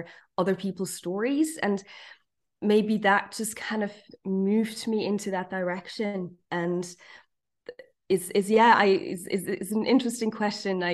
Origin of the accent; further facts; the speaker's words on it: Zurich, Switzerland; English is a second language; also born or lived in New York, United States; I'm not a native English speaker. I'm literally from Zurich. I was born and bred in Zurich.